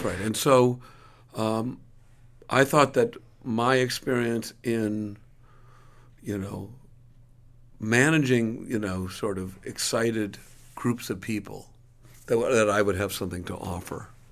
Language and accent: English; Milwaukee, Wisconsin, United States; now in New York, United States; where I grew up in Milwaukee